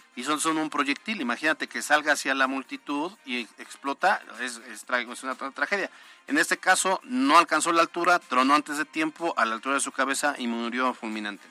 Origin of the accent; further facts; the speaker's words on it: Puebla, Mexico; como poblanos